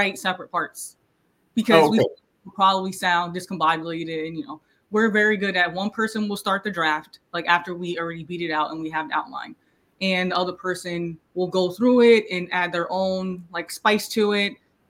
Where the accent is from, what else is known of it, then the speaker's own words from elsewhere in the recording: East Orange, New Jersey, United States; so we're from New Jersey. It's called East Orange.